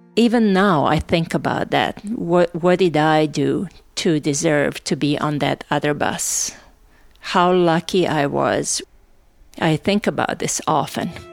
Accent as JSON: {"language": "English", "town": "Novi Sad", "region": "Vojvodina", "country": "Serbia", "tie": "born or raised there", "also_born_or_lived": "Sarajevo, Bosnia and Herzegovina", "moved": "as an adult", "said": "I am from Novi Sad. I'm going home."}